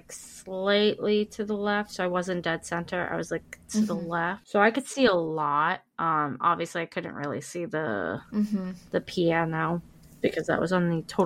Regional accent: New York, United States; I'm from New York

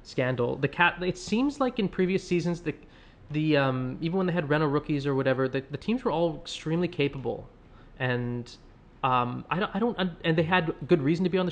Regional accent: Canada; now in Boston, United States; We are Canadians.

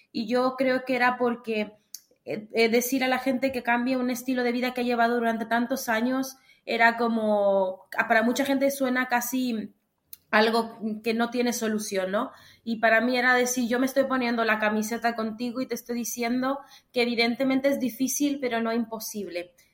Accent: Mexico; moved away as an adult; also born or lived in Granada, Spain; yo soy mexicana.

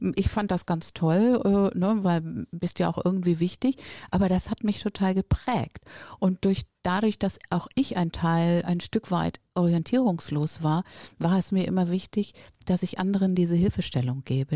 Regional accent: Northern Germany, Germany; now in Düsseldorf, Germany; komme ich aus dem Norden

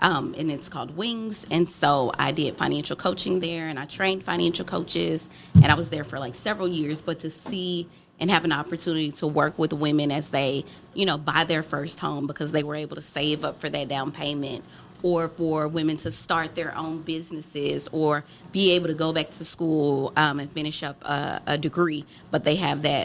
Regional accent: Dallas, Texas, United States; Oh, Pleasant Grove.

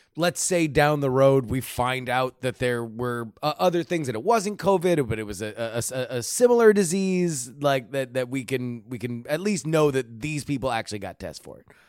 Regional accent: Florida, United States; I grew up in Florida

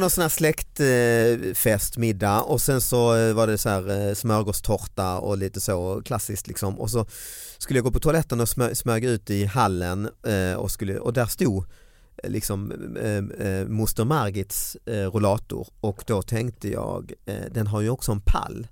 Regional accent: Sweden; som svensk

